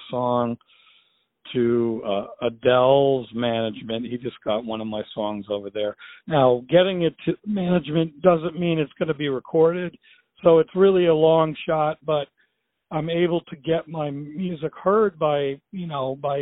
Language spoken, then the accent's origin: English; United States; as an American